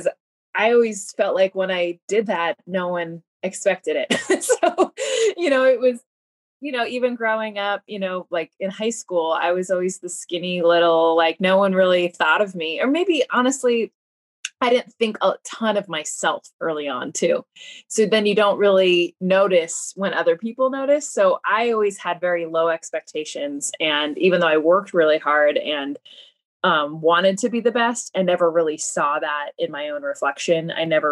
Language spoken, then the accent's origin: English; United States; being Mexican American